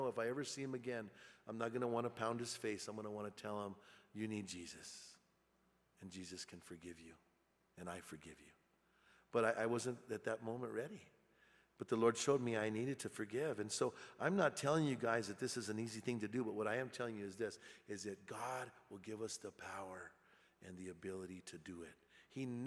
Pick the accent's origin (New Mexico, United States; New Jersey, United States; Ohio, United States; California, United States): New Mexico, United States; Bernalillo; moved away; I went back to my hometown, and I was hanging out in my hometown, and I went to the Circle K there in Bernalillo